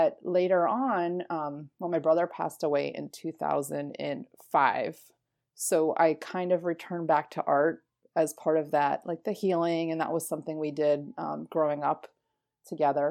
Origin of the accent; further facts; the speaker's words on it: Florida, United States; moved away as an adult; also born or lived in Philadelphia; I was born and raised in Florida